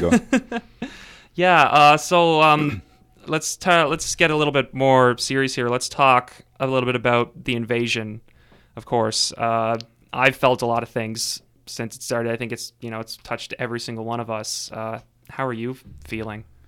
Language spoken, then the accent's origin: English; Sydney, Nova Scotia, Canada; in my hometown of Sydney